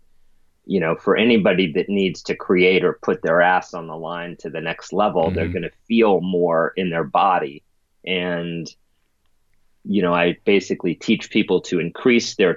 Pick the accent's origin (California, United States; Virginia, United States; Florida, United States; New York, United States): New York, United States; New York City; I grew up in the East Village